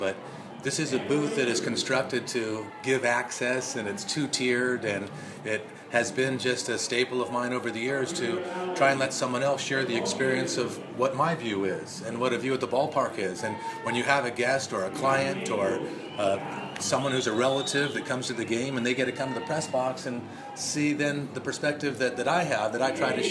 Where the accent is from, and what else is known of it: Los Angeles area, California, United States; born or raised there